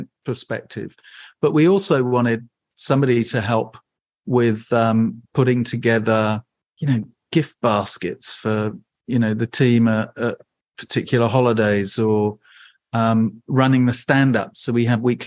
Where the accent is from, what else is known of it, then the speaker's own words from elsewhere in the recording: England, United Kingdom; now in Bainbridge Island, United States; I'm from England